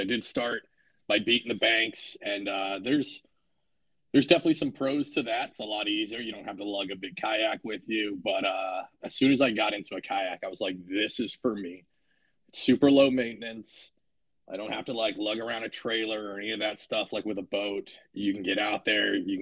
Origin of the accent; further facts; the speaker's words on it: Washington, United States; now in New Jersey, United States; originally I'm from Washington State. So growing up, fishing was a kind of a constant thing I did with my grandfather all the time as a kid